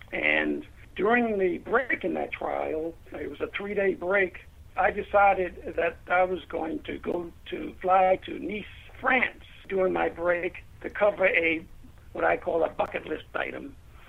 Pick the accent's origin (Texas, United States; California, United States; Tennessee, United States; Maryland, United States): Maryland, United States; Baltimore; moved away as an adult; also born or lived in Denver, Colorado; I'm from Baltimore. I received my public and Catholic education in Baltimore.